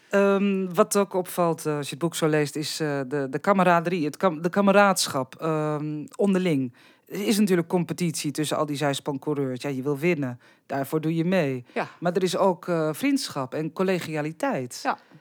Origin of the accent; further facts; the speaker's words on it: Drenthe, Netherlands; bij ons in Drenthe